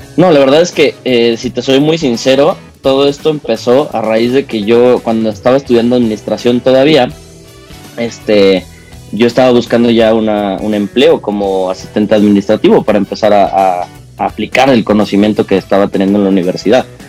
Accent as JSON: {"language": "Spanish", "country": "Mexico"}